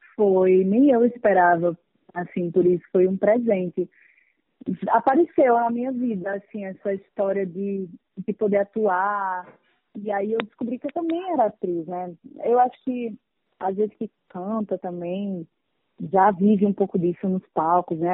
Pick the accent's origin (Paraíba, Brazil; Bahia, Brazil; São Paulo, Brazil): Paraíba, Brazil; moved away as an adult; now in Rio de Janeiro, Brazil; ter nascido na Paraíba, no Nordeste